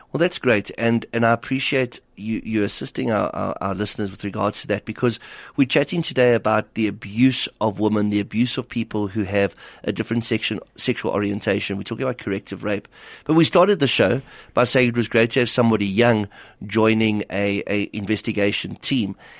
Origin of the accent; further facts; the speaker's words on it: South Africa; as a South African